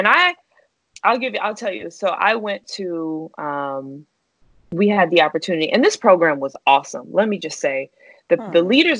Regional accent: the South, United States; you know, I'm from the South where, you know, people who look like you think you're pretty for the most part, right?

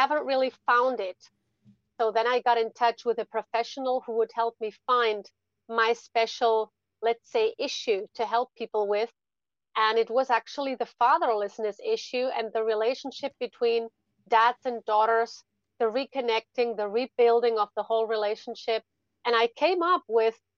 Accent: Spain; English is a second language; also born or lived in Germany; I was born in Germany. My family is actually German, But when I was three, my mom moved with me to Spain. So I spent most of my life in Spain, actually

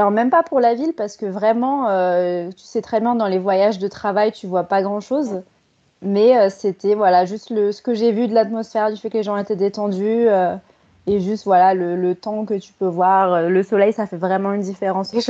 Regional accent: Paris, Île-de-France, France; moved away as an adult; now in Barcelona, Spain; j'ai 31 ans, je viens de Paris et je suis expatriée à Barcelone.

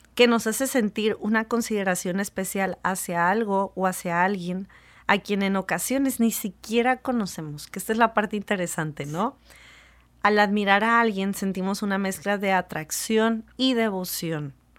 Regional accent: Mexico; como mexicanos

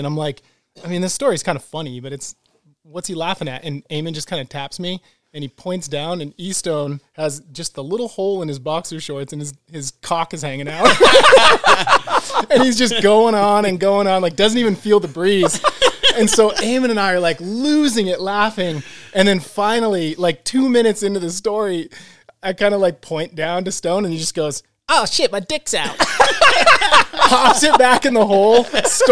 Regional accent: Bedford, New Hampshire, United States; Grew up in a small town outside of Manchester, New Hampshire called Bedford.

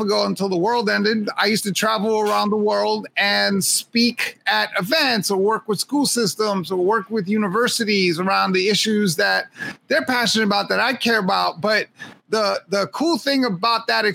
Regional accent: New York, United States; I was a kid growing up in Hell's Kitchen

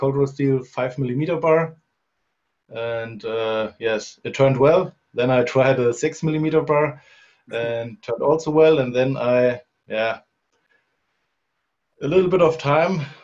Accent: Germany; I'm from Germany, in the middle of it. It's an area called Rhön. It's 100 kilometers north of Frankfurt. And I live here in a small village

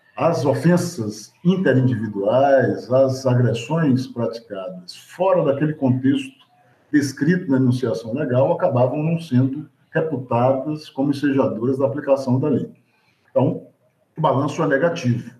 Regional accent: Salvador, Bahia, Brazil; eu sou um homem negro construído na experiência urbana da cidade de Salvador

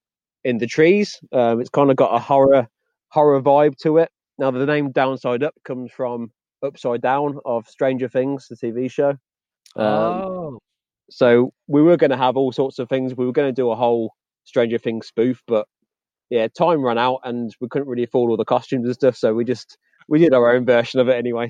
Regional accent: Redditch, West Midlands, United Kingdom; my hometown, Redditch

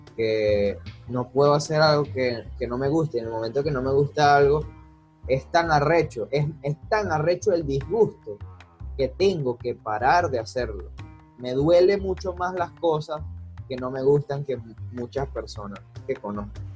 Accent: Venezuela; siendo eh, venezolano, estando en Venezuela

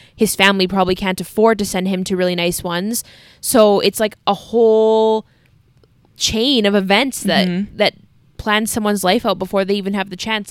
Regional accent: Canada

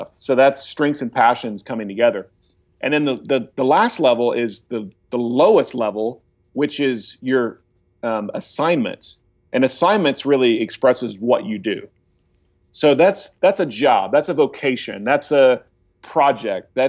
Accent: Oklahoma, United States; I'm a follower of Jesus. Uh, you know, I'm from Oklahoma.

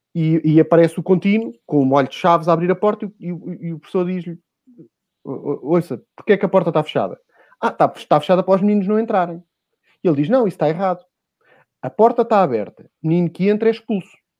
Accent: Lisbon, Portugal; Eu sou dos Olivais

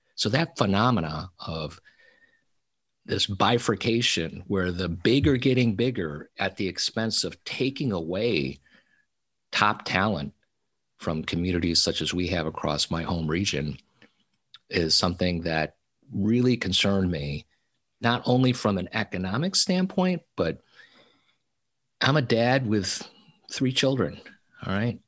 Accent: Little Falls, New York, United States; moved away as an adult; also born or lived in Silicon Valley, California; my hometown of Little Falls, New York

